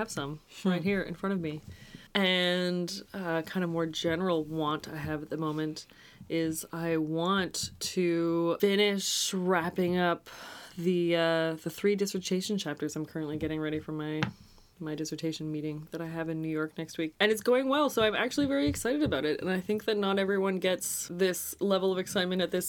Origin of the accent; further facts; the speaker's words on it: Canada; as a Canadian